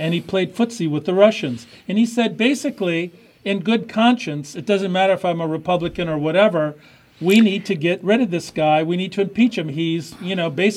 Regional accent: Michigan, United States; I'm from Michigan

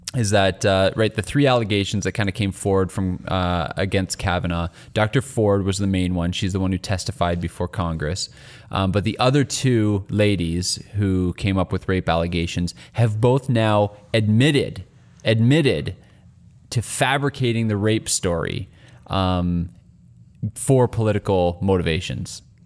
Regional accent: Canada; as a Canadian

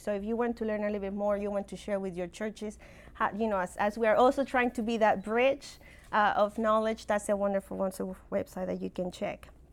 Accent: Mexico; accent: funky accent; moved away; I'm originally from Mexico

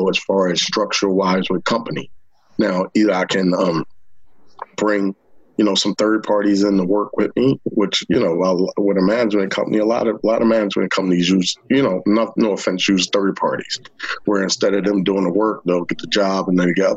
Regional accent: Long Branch, New Jersey, United States; I grew up in Long Branch, New Jersey. I've been in Long Branch all my life

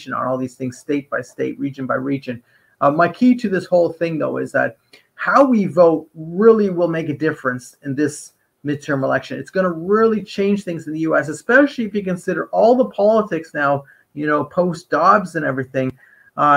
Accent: Canada; I'm a Canadian

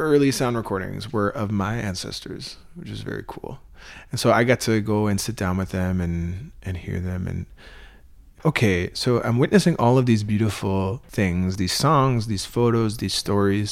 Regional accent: Wolastoqey Nation, Wabanaki territory, New Brunswick, Canada; I come from the Wolustuk Nation in Wabanaki territory

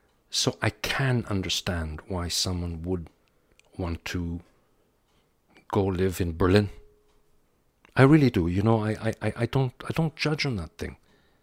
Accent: DR Congo; born there; also born or lived in Pakistan / Vienna, Austria; I was born in the Belgian Congo. I lived in Pakistan for a couple of years. We went to Vienna.

